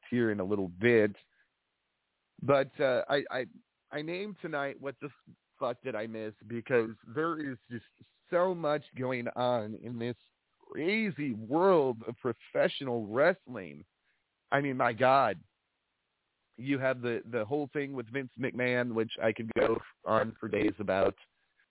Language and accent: English; Peru, Illinois, United States; now in California, United States; I am from the Peru, Illinois area.